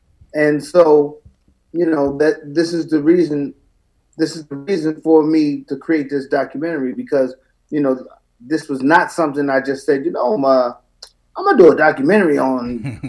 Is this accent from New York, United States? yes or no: yes; Queens, New York, United States; I'm a veteran of the United States Marine Corps. I'm from Jamaica, Queens, New York.